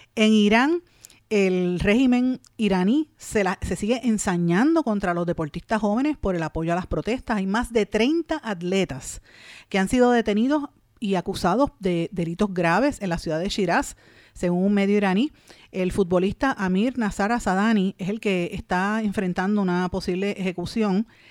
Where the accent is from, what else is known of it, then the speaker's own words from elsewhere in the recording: Puerto Rico; nosotros como puertorriqueños